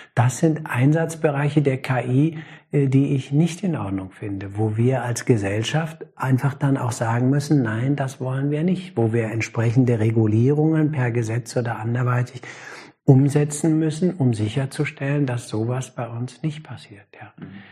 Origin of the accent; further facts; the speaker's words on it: Germany; Als Deutscher